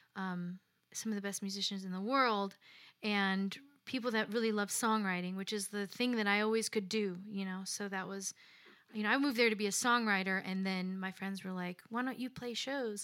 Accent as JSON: {"language": "English", "town": "Lansing", "region": "Illinois", "country": "United States", "also_born_or_lived": "Chicago, Illinois", "moved": "as an adult", "lives_now": "Nashville, United States", "said": "I'm from the south side of Chicago, a suburb called Lansing, Illinois"}